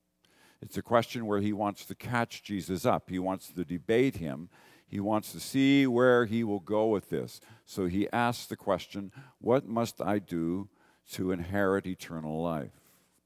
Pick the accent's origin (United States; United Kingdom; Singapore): United Kingdom; Northern Ireland; now in Canada; Even though most Canadians are immigrants from somewhere, I'm an immigrant from Northern Ireland